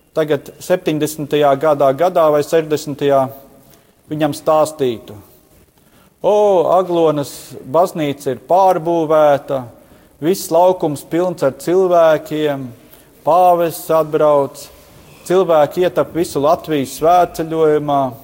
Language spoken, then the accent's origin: Latvian; Latvia; Mēs vēl te Latvijā